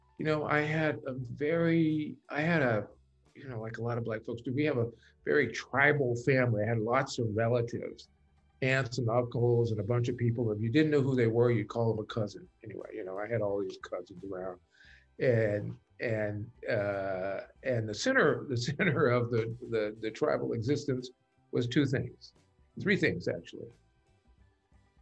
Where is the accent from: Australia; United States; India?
United States; Wichita, Kansas; moved away; also born or lived in Pacific Northwest / Boston; I grew up in Kansas, a foreign country for most folks